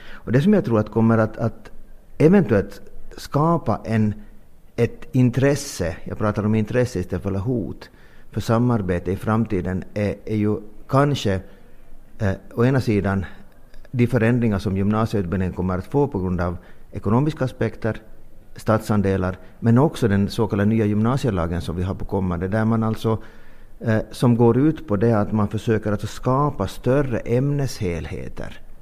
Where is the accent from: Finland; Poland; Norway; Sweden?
Finland; vi är finlandssvenskar